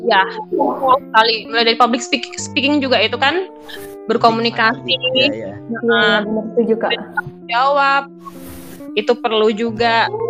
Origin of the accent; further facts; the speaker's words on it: Java, Indonesia; now in Bulukumba, Indonesia; misalkan yang di sini contohnya di Bulu Kumba sendiri, saya orang Jawa.